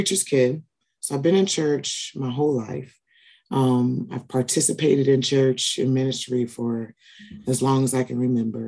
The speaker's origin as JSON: {"language": "English", "town": "Peoria", "region": "Illinois", "country": "United States", "tie": "born or raised there", "said": "I am born and raised in Peoria, Illinois"}